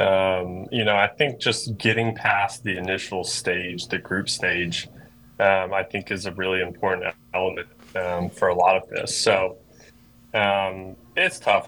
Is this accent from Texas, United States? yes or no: no; Greensboro, North Carolina, United States; I grew up in Greensboro, North Carolina